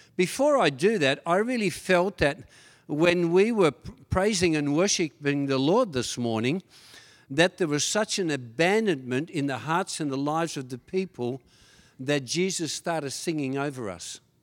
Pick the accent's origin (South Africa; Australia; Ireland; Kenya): Australia; Tasmania; English is a second language; also born or lived in Netherlands; When my father and mother took me from Holland all the way to Australia, Tasmania, and I went from having two grandmothers, having about twenty uncles and aunties, to having nothing at all, and I got into trouble straight away 'cause I couldn't speak a word of English